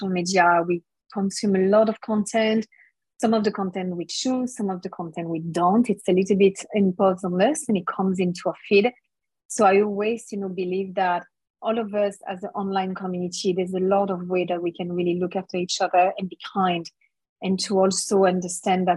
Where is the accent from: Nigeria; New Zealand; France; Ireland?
France; moved away as an adult; now in Melbourne, Australia; I'm from France